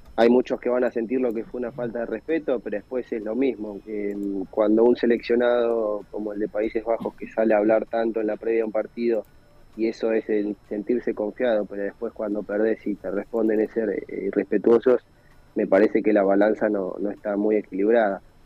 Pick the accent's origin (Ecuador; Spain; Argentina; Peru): Argentina; como somos los argentinos